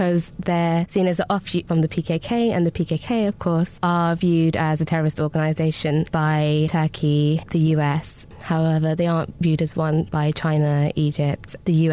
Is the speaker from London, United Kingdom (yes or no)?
yes; London, United Kingdom; I describe myself as a Londoner of Kurdish descent